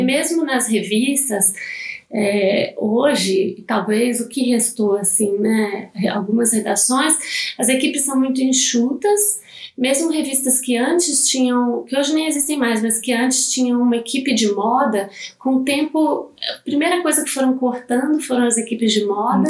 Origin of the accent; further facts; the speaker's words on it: Minas Gerais, Brazil; now in São Paulo, Brazil; eu sou mineira, né? Não sou de, de São Paulo, eu sou de, de Minas